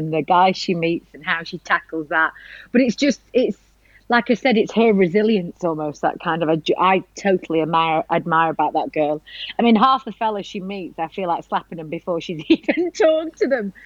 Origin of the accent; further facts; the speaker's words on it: Blackpool, North West England, United Kingdom; now in London, United Kingdom; I came from Blackpool and then I went to live in London.